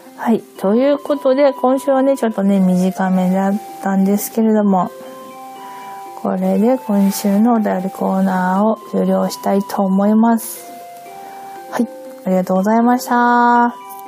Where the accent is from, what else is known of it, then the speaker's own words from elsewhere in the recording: Hokkaido, Japan; first language Japanese; now in Tokyo, Japan; 北海道で桜、春になったから桜エビを食べたっていう記憶はもう、まあ一切なくて、むしろこっち側に上京して